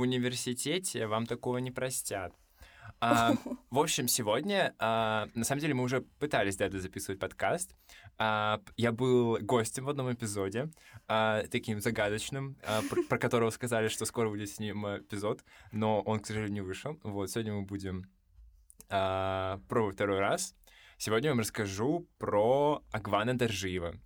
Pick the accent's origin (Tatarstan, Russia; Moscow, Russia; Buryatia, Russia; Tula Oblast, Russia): Buryatia, Russia; я из Бурятии